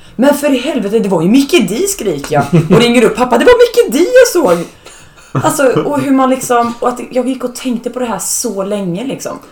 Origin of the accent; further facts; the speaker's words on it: Norrköping, Östergötland, Sweden; now in Gothenburg, Sweden; jag kommer ju från en mindre stad, jag kommer från Norrköping